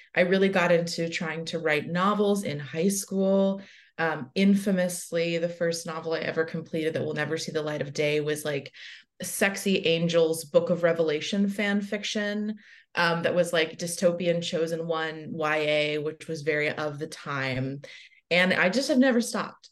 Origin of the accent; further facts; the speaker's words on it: the South, United States; as a young bisexual person growing up in the South